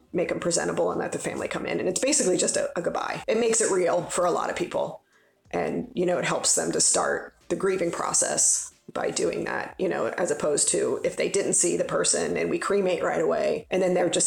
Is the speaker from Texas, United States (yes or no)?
no; Cincinnati, Ohio, United States; I grew up in Cincinnati.